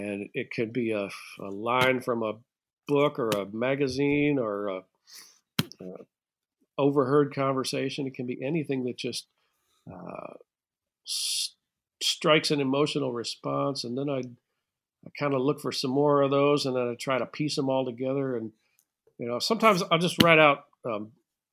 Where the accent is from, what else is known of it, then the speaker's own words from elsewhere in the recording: United States; I'm an American